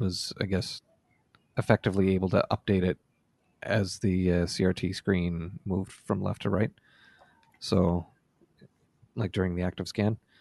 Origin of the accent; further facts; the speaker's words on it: Nova Scotia, Canada; also born or lived in Amherst, Nova Scotia / Valley, Nova Scotia; in summer of ninety-five, I moved from Amherst, Nova Scotia to for Rome, Nova Scotia.